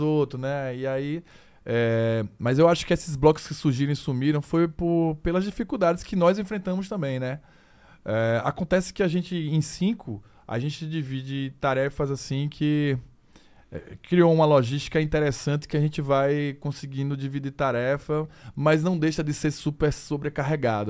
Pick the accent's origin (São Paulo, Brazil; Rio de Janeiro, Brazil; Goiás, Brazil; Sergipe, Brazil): Sergipe, Brazil; Aracaju; a gente é de Aracaju, a gente é de Sergipe, a gente é do Nordeste